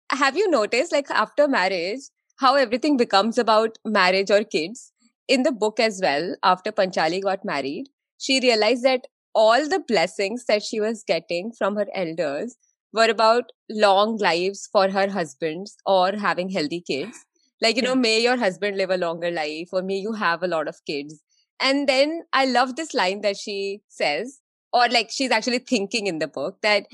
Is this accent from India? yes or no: yes; India; growing up in India